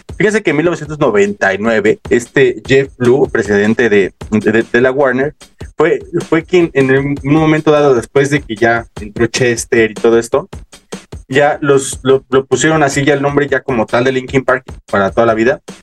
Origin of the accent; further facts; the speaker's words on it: Mexico; nacimos en México